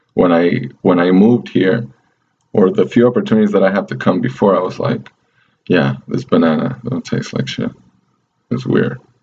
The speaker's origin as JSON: {"language": "English", "country": "Venezuela", "tie": "born or raised there", "moved": "yes", "lives_now": "United States", "said": "in Venezuela, in my hometown"}